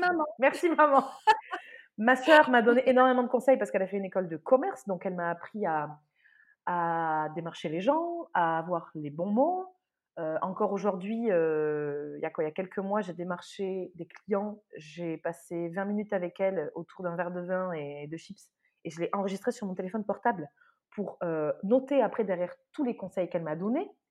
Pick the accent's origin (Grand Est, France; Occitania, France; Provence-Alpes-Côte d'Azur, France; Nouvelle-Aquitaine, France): Nouvelle-Aquitaine, France; Saint-Justin; moved away; j'ai grandi dans le sud-ouest, dans un tout petit village de 1000 habitants